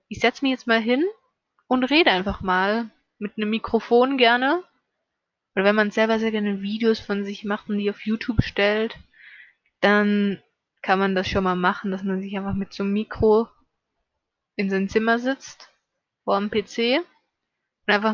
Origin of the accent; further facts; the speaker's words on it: Salzburg, Austria; born there; now in Vorarlberg, Austria; also geboren bin ich halt in Salzburg, ja, aber ich lebe in Vorarlberg und das ist schon ein ziemlich großer Unterschied von dem Akzent, von dem Dialekt her.